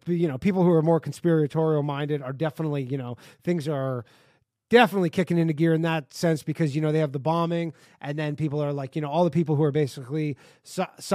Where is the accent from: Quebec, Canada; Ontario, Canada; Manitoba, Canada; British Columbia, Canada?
Ontario, Canada; Toronto; Me and the next guy are both from around Toronto area